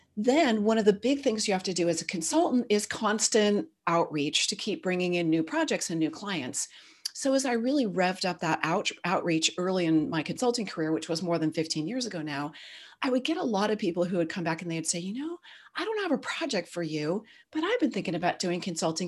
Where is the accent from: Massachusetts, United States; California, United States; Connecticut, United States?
California, United States; Silicon Valley; My dad was an early semiconductor guy, so I grew up in Silicon Valley.